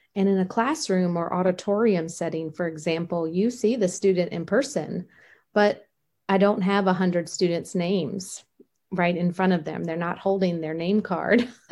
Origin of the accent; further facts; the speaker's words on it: Richmond, Virginia, United States; growing up in Richmond, Virginia